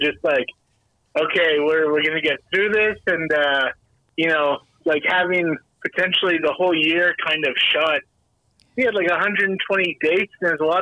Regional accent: Winnipeg, Manitoba, Canada; I play in a band called …. We're from Winnipeg, Manitoba, which is like right dead center in Canada

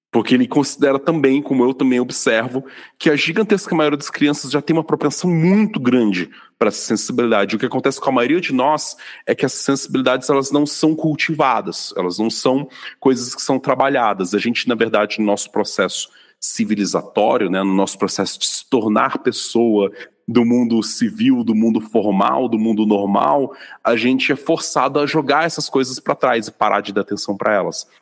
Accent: Vitória, Espírito Santo, Brazil; now in São Paulo, Brazil; já morando aqui em São Paulo, eu fui no final de 2021 para minha cidade natal em Vitória

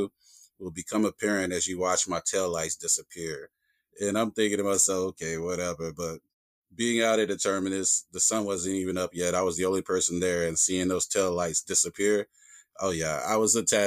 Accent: the South, United States; I grew up in the South. And here in the South

